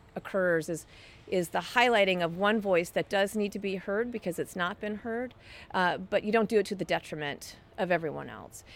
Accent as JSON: {"language": "English", "town": "Dallas", "region": "Texas", "country": "United States", "tie": "born or raised there", "moved": "yes", "lives_now": "Seattle, United States", "said": "I grew up in Dallas"}